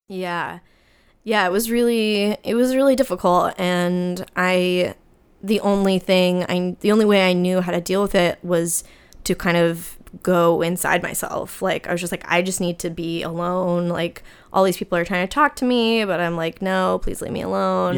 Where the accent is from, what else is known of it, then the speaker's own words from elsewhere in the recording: New Jersey, United States; I'm from New Jersey